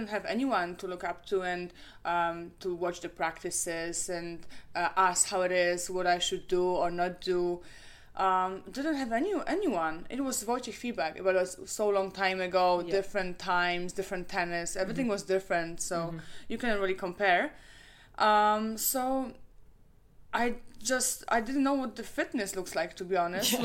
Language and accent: English; Krakow, Lesser Poland, Poland; I'm from Krakow